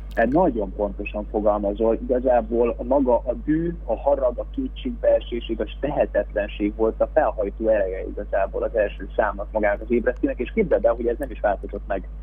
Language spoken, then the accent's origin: Hungarian; Veszprém, Veszprém County, Hungary; mikor Veszprémben édesapámmal kint voltunk, és a hugommal kosarazni egy lakótelepen mellettünk a görkor és deszkapályán szólt a hip-hop 024 órában. Mi ebben nőttünk föl